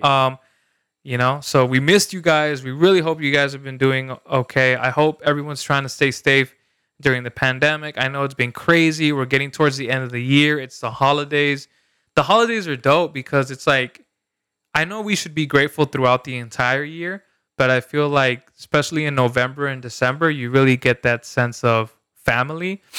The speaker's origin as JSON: {"language": "English", "country": "El Salvador", "tie": "born or raised there", "moved": "yes", "said": "where I grew up in El Salvador"}